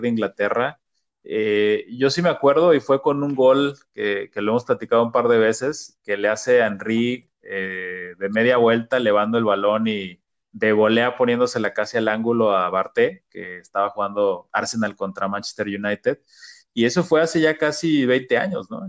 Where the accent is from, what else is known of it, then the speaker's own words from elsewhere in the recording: Mexico; nosotros como mexicanos